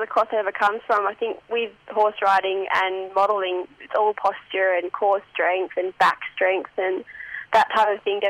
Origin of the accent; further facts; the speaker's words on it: Tasmania, Australia; I'm from Tassie.